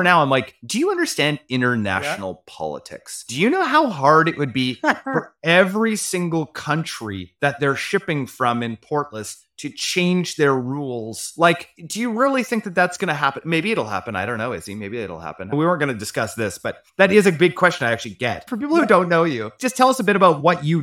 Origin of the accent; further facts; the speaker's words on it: Canada; I'm a good Canadian kid here